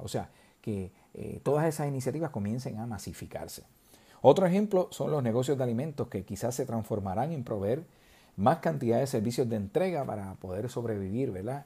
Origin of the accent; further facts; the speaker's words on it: southern Puerto Rico, Puerto Rico; los que somos del sur de Puerto Rico